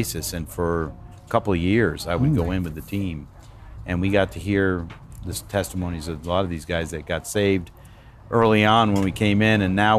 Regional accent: Danbury, Connecticut, United States; I grew up in Danbury, Connecticut

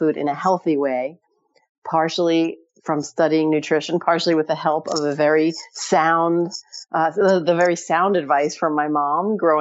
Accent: New York City, New York, United States; I grew up in New York City

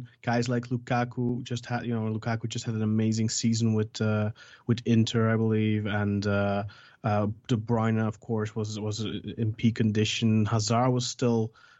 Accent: Belgium; Well, I'm born and raised in Belgium. My mom's Belgian

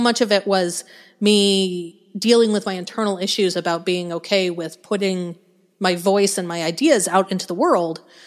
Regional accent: Denver, Colorado, United States; moved away as an adult; now in Arkansas, United States; I grew up in Denver, in Colorado

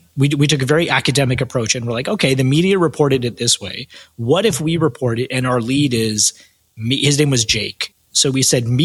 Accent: Canada; I'm Canadian, based in Toronto

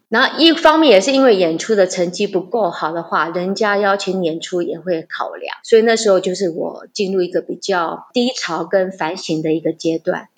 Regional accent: Yunlin County, Taiwan; 我们家是云林人

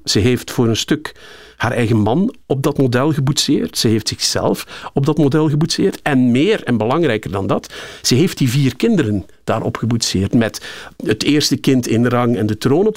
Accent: Cairo, Cairo Governorate, Egypt; born or raised there; moved away

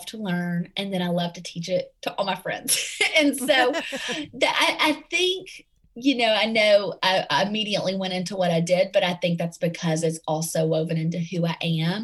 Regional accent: right outside of Nashville, Tennessee, United States; accent: Southern; Tennessee; moved away; I am from right outside of Nashville, and we just actually moved back here. So I can't ditch the Tennessee accent

